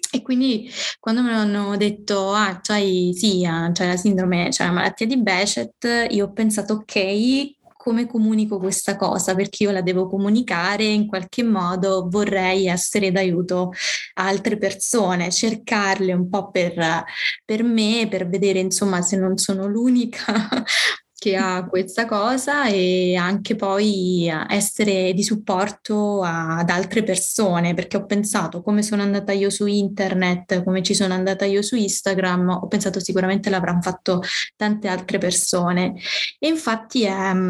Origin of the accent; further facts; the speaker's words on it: Calabria, Italy; moved away as an adult; now in Rome, Italy; ho 31 anni, ancora faccio fatica a dirlo ad alta voce e sono calabrese ma vivo a Roma mm, ormai tipo da 10 anni